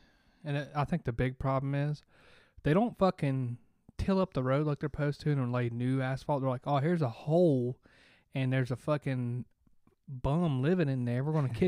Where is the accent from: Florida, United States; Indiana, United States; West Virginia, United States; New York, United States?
West Virginia, United States; we're from West Virginia.